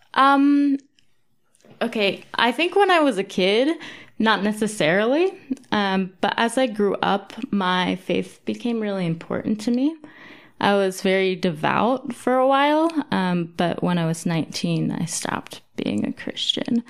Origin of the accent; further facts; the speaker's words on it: Pennsylvania, United States; also born or lived in Battle Creek, Michigan / Maine; now in Denver, United States; I grew up in Pennsylvania